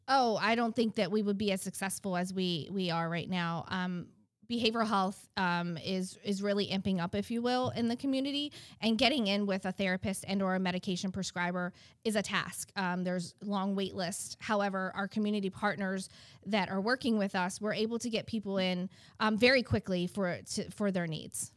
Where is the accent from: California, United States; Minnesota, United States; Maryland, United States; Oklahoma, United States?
Maryland, United States; Baltimore; now in Eastern Shore, Maryland, United States; I am originally from Baltimore, Maryland. Um, moved down to the Eastern Shore in 2005.